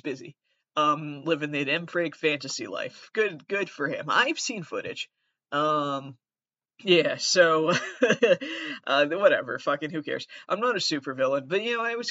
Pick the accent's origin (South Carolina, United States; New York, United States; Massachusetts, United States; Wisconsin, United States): Massachusetts, United States; also born or lived in Fall River; I'm from Massachusetts